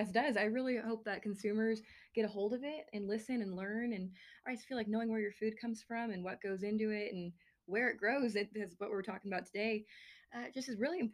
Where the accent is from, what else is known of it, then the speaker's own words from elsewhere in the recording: Kennewick, Washington, United States; moved away as an adult; now in Lubbock, United States; I'm from Kennewick, Washington